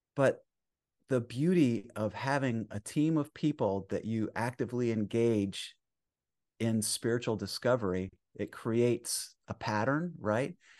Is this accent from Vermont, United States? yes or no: yes; Vermont, United States; moved away; I grew up in Vermont in the sixties